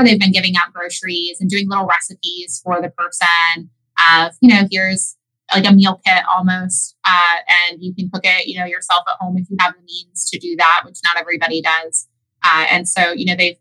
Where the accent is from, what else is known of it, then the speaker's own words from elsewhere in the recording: Tuscarawas County, Ohio, United States; I'm from Tuscarawas County.